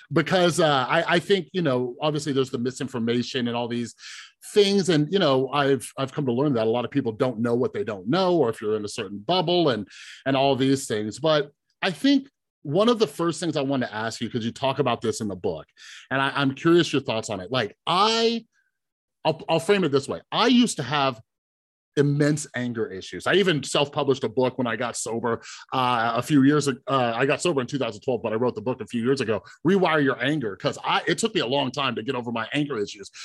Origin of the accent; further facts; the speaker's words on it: Las Vegas, Nevada, United States; I grew up here in Vegas